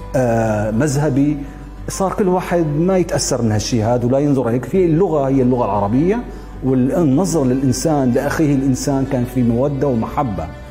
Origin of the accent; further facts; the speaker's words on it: Damascus, Damascus Governorate, Syria; moved away; أنا من مواليد دمشق 1967 ولدت في حارة اليهود